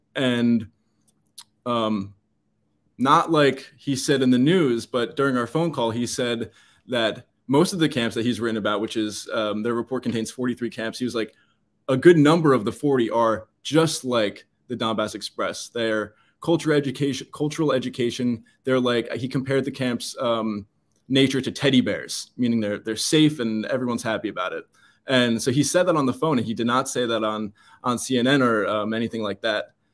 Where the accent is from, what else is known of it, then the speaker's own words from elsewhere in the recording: United States; I'm an American